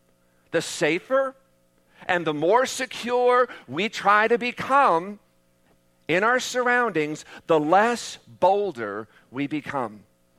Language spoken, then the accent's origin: English; United States